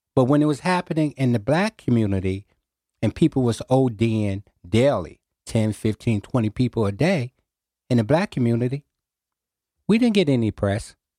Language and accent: English; New Haven, Connecticut, United States; I was raised in New Hallville, on the corner of Winchester Avenue and Hazel Street